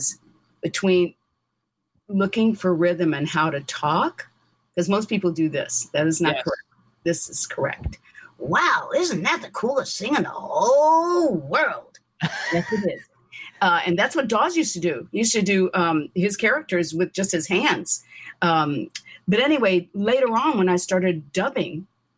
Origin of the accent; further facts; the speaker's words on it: St. Louis, Missouri, United States; now in Glendale, United States; Originally, I'm from St. Louis